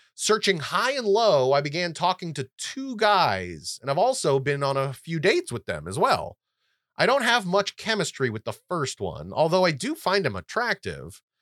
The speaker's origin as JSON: {"language": "English", "region": "California", "country": "United States", "said": "I'm from California"}